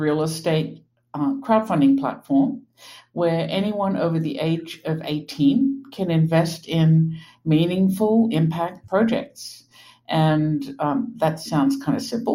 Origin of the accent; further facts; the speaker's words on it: Australia; moved away as an adult; also born or lived in New York; now in Pittsburgh, United States; I grew up in Australia